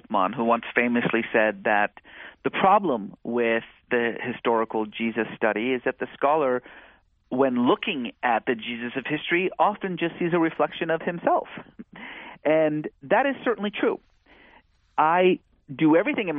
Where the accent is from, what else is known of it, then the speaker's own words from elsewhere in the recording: California, United States; also born or lived in Iran; growing up in California in the 1980s